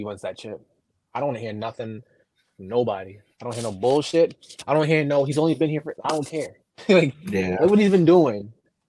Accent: New York, United States; I want the Knicks to win as a New Yorker.

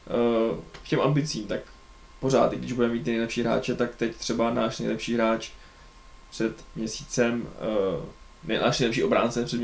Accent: Czechia; Teď neberme to, že jsme Češi, že si hrozně přejeme, jsme vyhráli, to je nereálné.

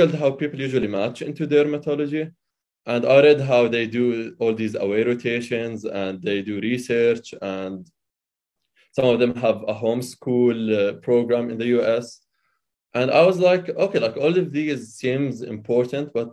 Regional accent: Amman, Amman Governorate, Jordan; moved away as an adult; now in United States; I was born and raised in Amman, Jordan

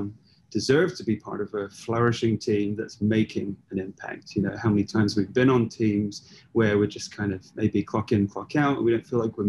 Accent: United Kingdom; we're both British

